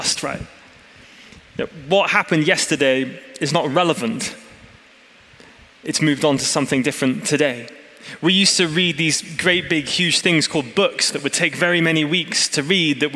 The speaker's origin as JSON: {"language": "English", "region": "England", "country": "United Kingdom", "moved": "as an adult", "lives_now": "California, United States", "said": "I'm an English man"}